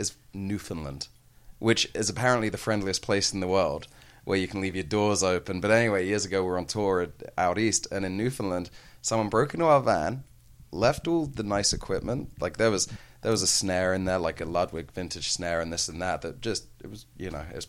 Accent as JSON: {"language": "English", "area": "near Ascot", "region": "South East England", "country": "United Kingdom", "tie": "born or raised there", "said": "we grew up near Ascot"}